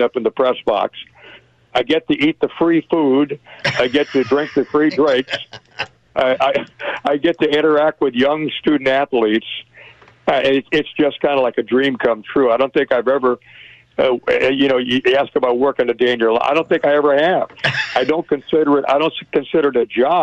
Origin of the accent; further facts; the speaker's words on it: Miami, Florida, United States; moved away; growing up in Florida, in Miami